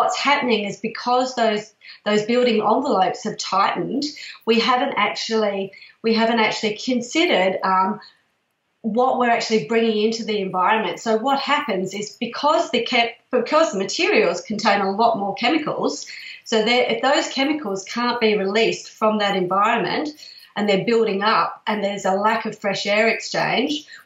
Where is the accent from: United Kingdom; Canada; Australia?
Australia; Perth, Western Australia; now in Melbourne, Australia; I come from Perth originally, and there's a lot of project homes there.